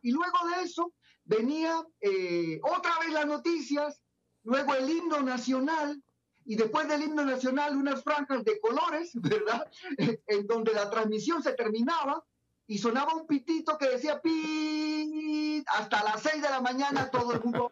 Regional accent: Pocrí, Los Santos, Panama; moved away as an adult; now in Guatemala; Yo soy panameño, nací en un pueblito en Panamá llamado Pocri, muy cerca de la playa. Eh, ahí viví hasta los 18 años

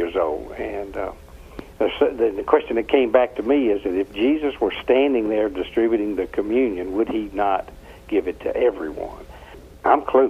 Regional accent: Atlanta, Georgia, United States; Atlanta, Georgia

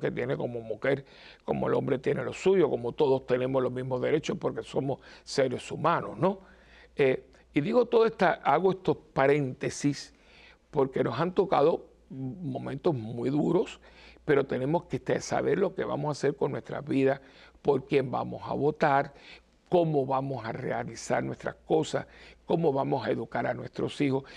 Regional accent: Cuba; yo me acuerdo de niño que se hacía en Cuba, de chiquitito

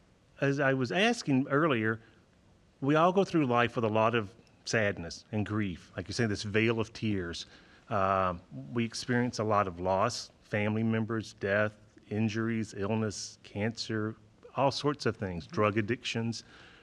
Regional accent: St. Louis, Missouri, United States; St. Louis.

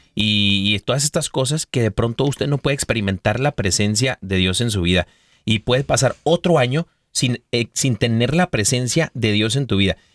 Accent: Mexico; lo celebramos todos los años en México

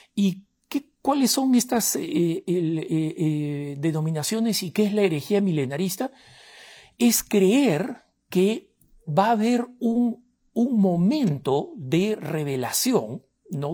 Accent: Peru; soy del Perú

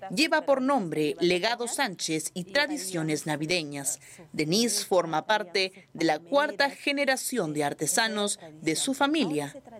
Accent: Piura, Peru; mi tierra, la tierra de mis padres

